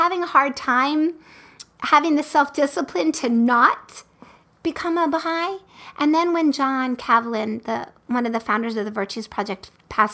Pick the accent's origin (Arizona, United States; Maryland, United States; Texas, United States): Maryland, United States; Baltimore; I also went to the University of Maryland, and I was born in Baltimore